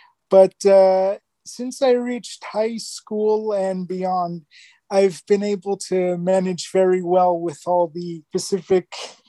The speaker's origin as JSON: {"language": "English", "country": "Jordan", "moved": "yes", "lives_now": "Canada", "said": "We emigrated to Canada from Jordan on November of 1999."}